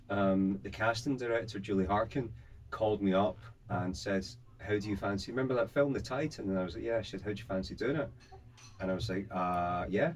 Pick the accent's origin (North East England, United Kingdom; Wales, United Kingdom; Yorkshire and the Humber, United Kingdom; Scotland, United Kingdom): Scotland, United Kingdom; Kilmarnock; moved away as an adult; also born or lived in Glasgow; now in London, United Kingdom; in my hometown, Kilmarnock, there's a castle called the Dean Castle